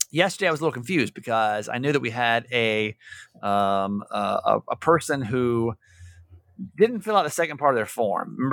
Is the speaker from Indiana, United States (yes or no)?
no; San Diego, California, United States; I'm from San Diego, and she was a listener to my last radio station.